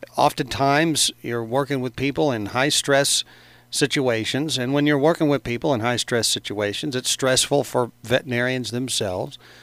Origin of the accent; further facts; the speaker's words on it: Carbondale, Illinois, United States; I grew up in Carbondale